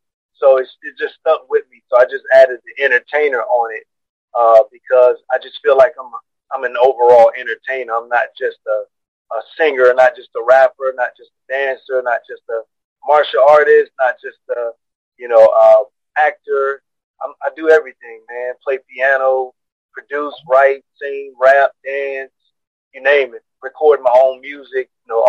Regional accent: Decatur, Georgia, United States; also born or lived in Griffin, Georgia; Basically, I'm from Atlanta, Georgia. I was actually born in Griffin, Georgia, which is an hour south from Atlanta, Georgia. Raised in Decatur, Georgia. That's where I went to school, high school, elementary, all that, man. Technical school, college.

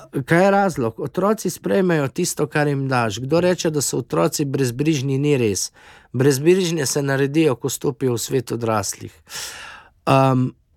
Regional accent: Slovenia; moramo biti ponosni na domovino Slovenijo

